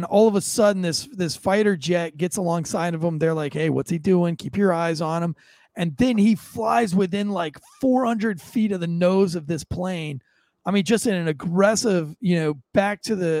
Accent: United States; I am an American

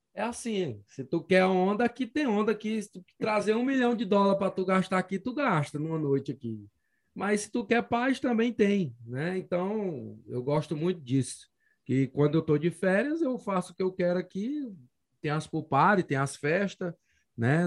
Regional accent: Tucumã, Pará, Brazil; now in Las Vegas, United States; quando você está no sul do Pará, meu amigo, que é longe de tudo, né? Fim do mundo, que lá, lá na minha cidade, Tucumã

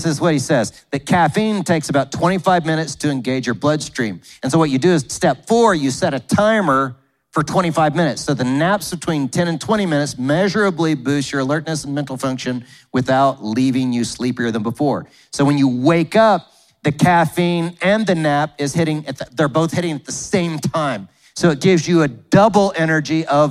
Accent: United States; growing up in America

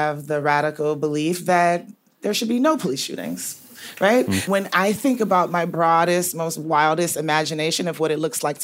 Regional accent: the South, United States; I'm from the South

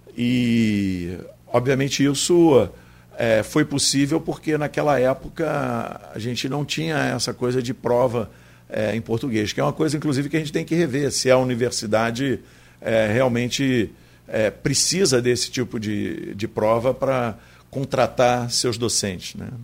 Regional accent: Niterói, Rio de Janeiro, Brazil; moved away as an adult; now in Campos dos Goytacazes, Brazil; Eu venho de Niterói. Eu sou niteroense, mas agora eu sou híbrido, metade. Aliás, já tenho mais da metade vivido em Campos.

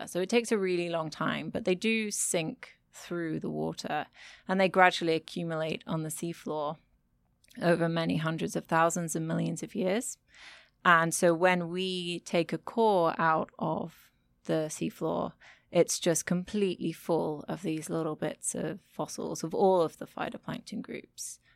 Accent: United Kingdom; moved away as an adult; also born or lived in Germany; now in Frankfurt, Germany; I am a British scientist, but I currently live and work in Germany at the Goethe Universität.

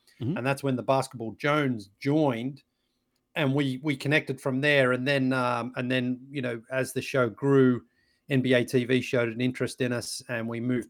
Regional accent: Australia; growing up in Australia, I was a big basketball fan and I played basketball.

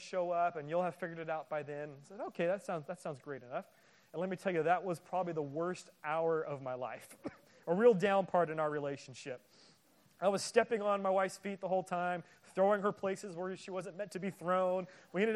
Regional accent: Bay Area, California, United States; My wife and I, we grew up in the Bay Area.

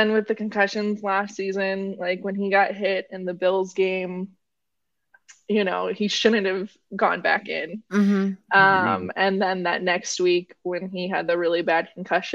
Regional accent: New Mexico, United States; I'm from New Mexico.

